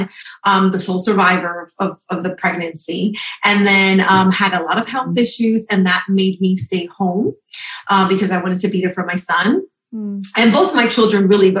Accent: New York, United States; I'm from New York.

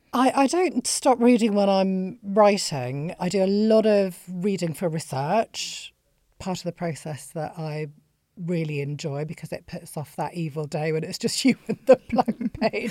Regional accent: Bolton, North West England, United Kingdom; I grew up in Bolton

